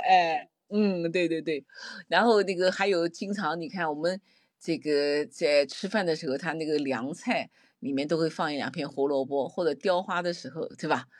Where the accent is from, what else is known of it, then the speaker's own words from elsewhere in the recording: Nanjing, Jiangsu, China; 我们南京人经常把那个，那个胡，辣椒叫胡椒